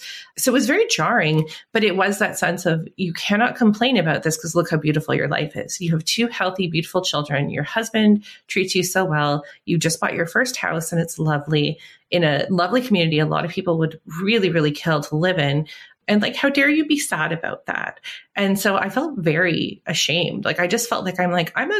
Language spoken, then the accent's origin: English; Canada; I'm Canadian